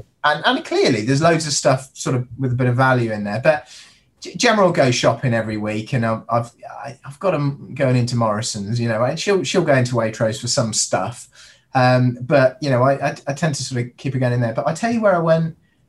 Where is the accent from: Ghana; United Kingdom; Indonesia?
Indonesia; also born or lived in Singapore; So I grew up in Indonesia. I was in sort of Singapore